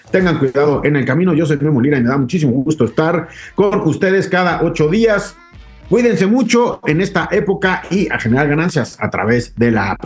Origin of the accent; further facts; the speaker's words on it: Mexico; nosotros como mexicanos